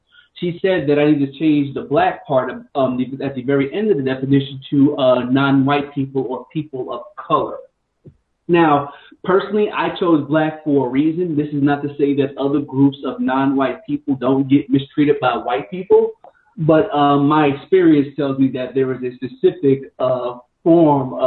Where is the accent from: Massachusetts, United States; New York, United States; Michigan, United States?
New York, United States; New York City; I grew up in New York City